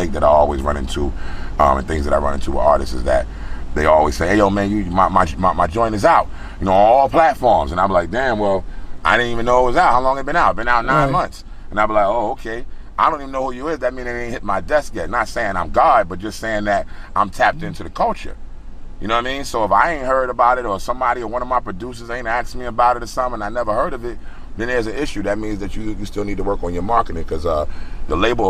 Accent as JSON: {"language": "English", "region": "New Jersey", "country": "United States", "also_born_or_lived": "Los Angeles, United States", "moved": "as an adult", "lives_now": "Atlanta, United States", "said": "I'm from Jersey. I'm a Jersey boy"}